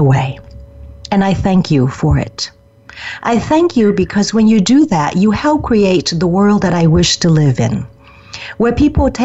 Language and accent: English; Vietnam; moved away; my home country of Vietnam. Even though I left it close to 40 years ago, it is still my home